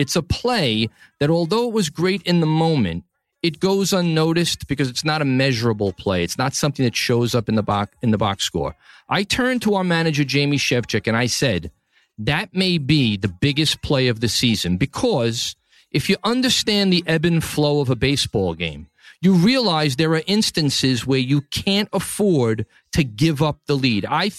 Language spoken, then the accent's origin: English; New York City, New York, United States; from the capital of the world, my hometown, New York City, Tribeca, the greatest city on the planet.